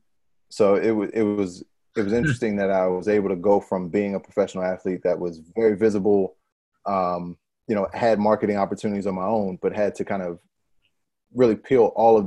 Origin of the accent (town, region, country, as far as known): Pennsylvania, United States; born or raised there; moved away; also born or lived in New Orleans